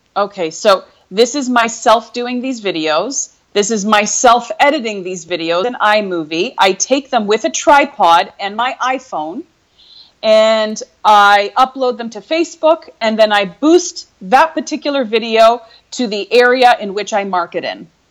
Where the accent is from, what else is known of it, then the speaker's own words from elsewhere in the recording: Canada; moved away as an adult; also born or lived in Europe; born and raised in Canada